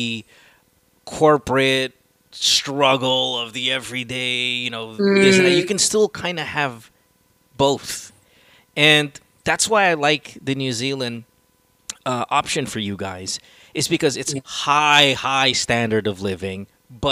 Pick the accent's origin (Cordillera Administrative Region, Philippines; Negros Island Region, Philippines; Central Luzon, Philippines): Central Luzon, Philippines; also born or lived in New York, United States; now in Las Vegas, United States; I grew up in Bulacan